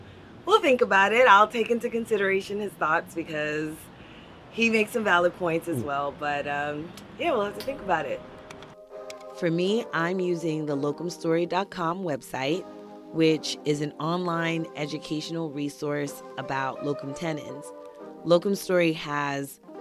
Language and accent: English; New York City, New York, United States; moved away as an adult; also born or lived in Kansas City; now in New Jersey, United States; I'm originally from Brooklyn, New York. I live now in New Jersey with my husband and my two boys